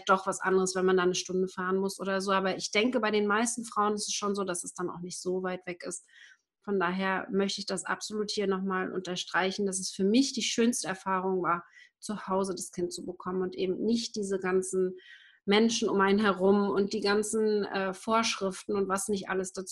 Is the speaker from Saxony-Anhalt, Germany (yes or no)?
no; Schwerin, Mecklenburg-Vorpommern, Germany; hab damals Hebamme Schwerin gesucht, also wo ich herkomme